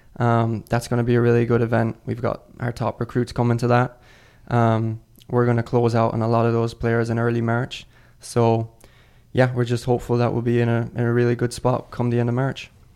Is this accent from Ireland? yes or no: yes; Ireland; moved away as an adult; also born or lived in Mississippi, United States / Colorado, United States; now in United States; I'm originally from Ireland. I moved over to America in twenty seventeen to start college as a freshman in Mississippi.